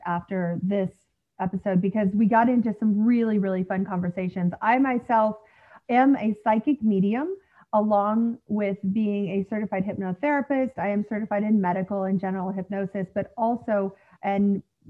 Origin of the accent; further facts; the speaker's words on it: United States; also born or lived in Los Angeles, California; now in Manhattan / New Jersey, United States; I'm from the States, and lived in LA for some time, and now I'm on the East Coast in Manhattan and New Jersey area as well